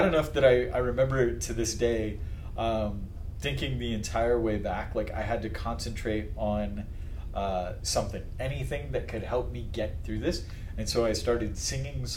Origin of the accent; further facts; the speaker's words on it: Las Vegas, Nevada, United States; growing up in Las Vegas, we spent a lot of time on Lake Mead